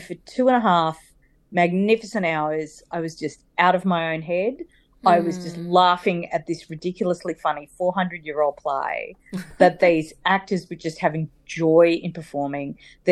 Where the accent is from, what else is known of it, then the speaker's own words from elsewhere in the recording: Sydney, New South Wales, Australia; accent: bogan; I grew up in Sydney and I was 11 years old